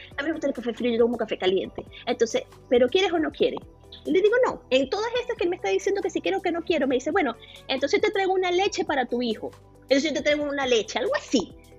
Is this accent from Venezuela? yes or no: yes; Venezuela; moved away as an adult; now in Canada; soy venezolana